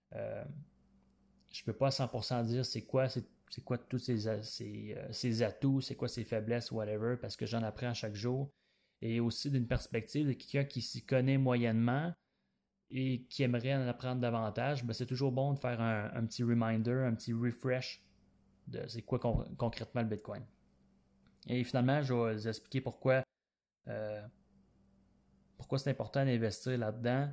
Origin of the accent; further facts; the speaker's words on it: Quebec, Canada; je viens du Québec et j'ai 25 ans